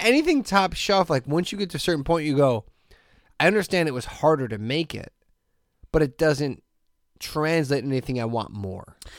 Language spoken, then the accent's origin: English; Hammond, Indiana, United States; I'm from Hessville